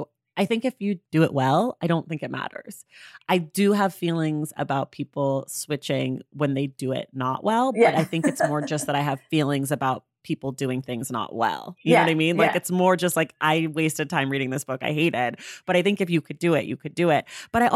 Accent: United States; I mean, I'm an American, so I'm capable of making everything about me

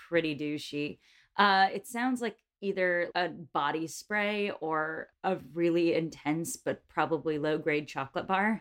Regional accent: New York, United States; accent: American; We're both New Yorkers

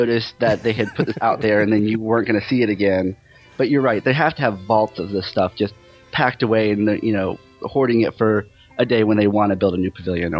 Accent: Central Florida, United States; growing up in Central Florida

